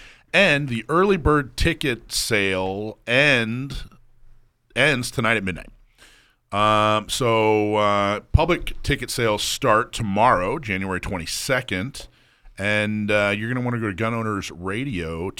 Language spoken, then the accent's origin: English; the South, United States; moved away; I grew up in the South. I still have family in the South.